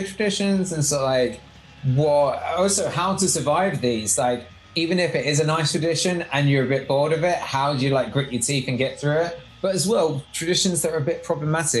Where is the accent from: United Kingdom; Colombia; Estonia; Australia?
United Kingdom; we're British